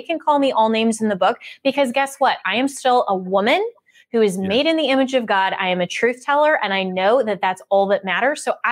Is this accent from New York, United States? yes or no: no; Colorado, United States; my home state of Colorado, which is Democrat led.